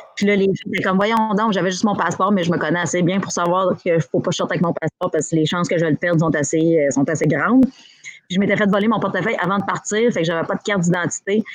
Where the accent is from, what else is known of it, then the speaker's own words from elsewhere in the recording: Abitibi, Quebec, Canada; moved away as an adult; now in Montreal, Canada; je suis partie d'Abitibi, je suis arrivée à Montréal à 21 ans